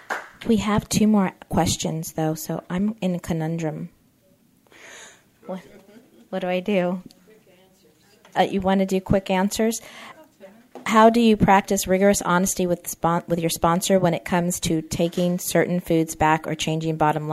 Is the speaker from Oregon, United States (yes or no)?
no; California, United States; I can, because I come from Orange County. We eat sugar.